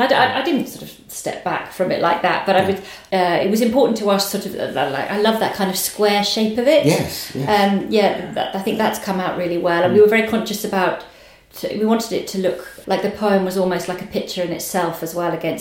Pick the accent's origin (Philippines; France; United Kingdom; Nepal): United Kingdom; Suffolk, East of England; moved away as an adult; also born or lived in Liverpool; I grew up in Suffolk and then went to university at 18 to Liverpool and basically stayed away for 20 years